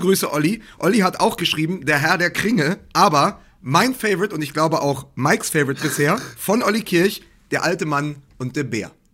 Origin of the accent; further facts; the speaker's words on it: Berlin, Germany; als Berliner